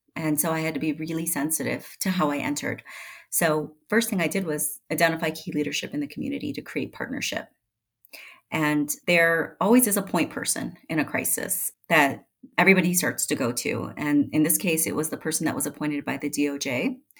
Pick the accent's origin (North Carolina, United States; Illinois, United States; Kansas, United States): Illinois, United States; Chicago; now in Colorado, United States; I had grown up in Chicago